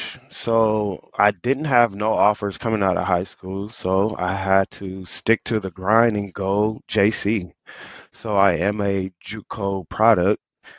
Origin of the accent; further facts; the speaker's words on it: San Diego, California, United States; also born or lived in Chicago; I was born in Chicago in 87. Pops is in the military, so we kind of traveled around, you know, but I am from San Diego, California, the southeast of San Diego, California. So that's where I grew up at.